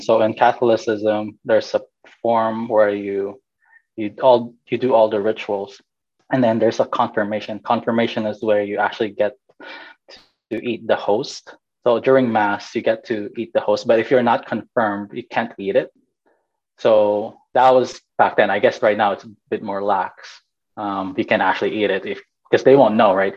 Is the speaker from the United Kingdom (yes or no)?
no; Fresno, California, United States; also born or lived in Bay Area, California / Philippines; I'm Filipino. I'm from Fresno, California